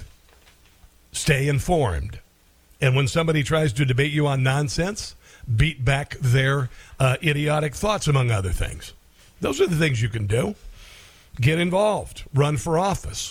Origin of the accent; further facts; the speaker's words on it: Iowa, United States; That's my home state.